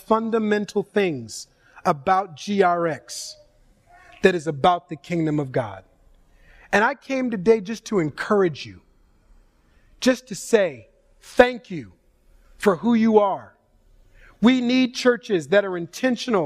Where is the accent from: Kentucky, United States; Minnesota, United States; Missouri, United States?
Minnesota, United States; Minneapolis–Saint Paul; moved away as an adult; now in California, United States; I'm born and raised in the Twin Cities of Minnesota